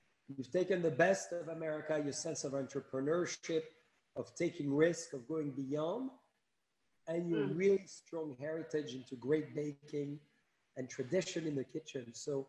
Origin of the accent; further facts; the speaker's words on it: France; now in United States; I come from France